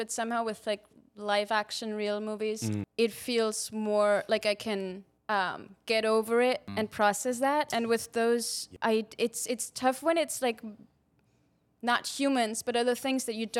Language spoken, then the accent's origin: English; Austria; moved away as an adult; now in United States; I'm from Austria.